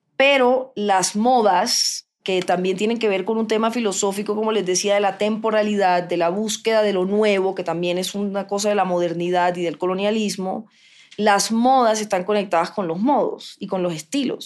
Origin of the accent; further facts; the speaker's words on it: Cartagena / Barranquilla, Caribbean Region, Colombia; Yo soy mitad cartagenera, mitad barranquillera